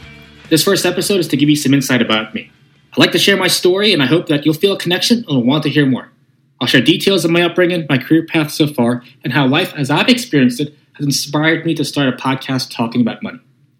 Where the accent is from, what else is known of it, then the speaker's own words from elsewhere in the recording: Norfolk, Virginia, United States; moved away as an adult; now in Scottsdale, United States; We were born and raised in Norfolk, Virginia. I spent 15 years living in Virginia Beach, Virginia, and recently, I've picked up and moved my life to Scottsdale, Arizona. I do travel back and forth to Virginia.